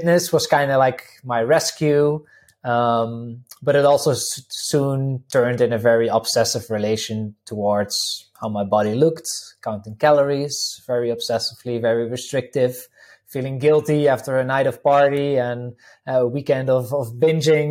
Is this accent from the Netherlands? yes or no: yes; Netherlands; English is a second language; now in Slovenia; I'm originally from the Netherlands. People can probably pick it up a little bit from the accent